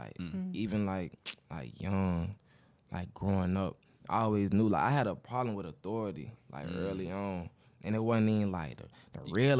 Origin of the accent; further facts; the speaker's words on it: Atlanta, Georgia, United States; Because if you heard my music, you wouldn't think I was from Atlanta.